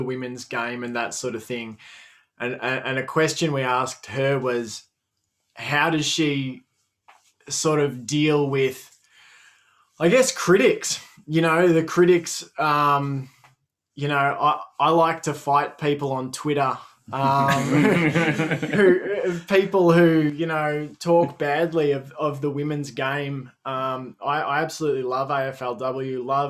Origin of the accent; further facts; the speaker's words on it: Australia; as an Aussie